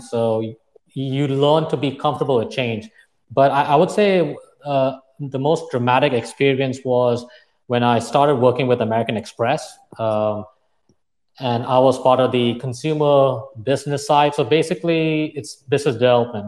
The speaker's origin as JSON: {"language": "English", "region": "Dubai", "country": "United Arab Emirates", "tie": "born or raised there", "also_born_or_lived": "Plainview, Texas", "moved": "as an adult", "said": "I was born and brought up in Dubai. I moved from one desert in Dubai to another desert in West Texas."}